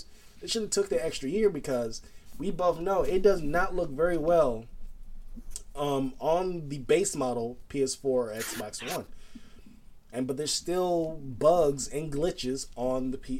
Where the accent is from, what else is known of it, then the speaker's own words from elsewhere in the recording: Los Angeles, California, United States; This is my home state, and this is my city